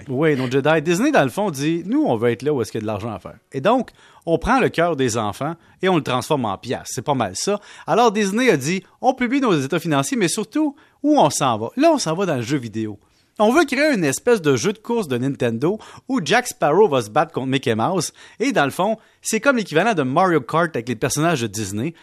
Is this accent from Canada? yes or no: yes; Quebec, Canada; je viens du Québec